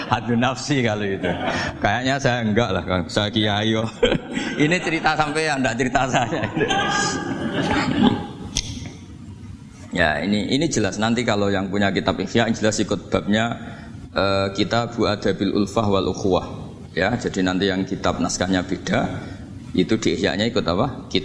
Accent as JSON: {"language": "Indonesian", "region": "Java", "country": "Indonesia", "said": "perilaku kita sebagai orang Jawa atau orang timur, orang Indonesia ternyata ada pembenaran di ikhya"}